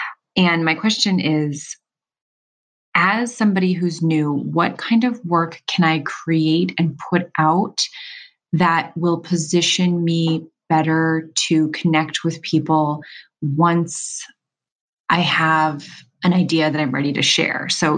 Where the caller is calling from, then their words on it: Los Angeles, California, United States; Hi, Seth. … I am calling from Los Angeles, California.